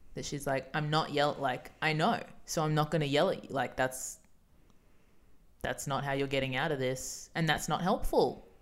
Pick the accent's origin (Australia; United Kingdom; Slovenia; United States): Australia; We're Australian